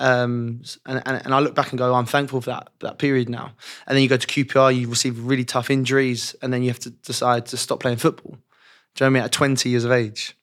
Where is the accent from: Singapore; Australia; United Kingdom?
United Kingdom; London; I was obviously born and raised in West London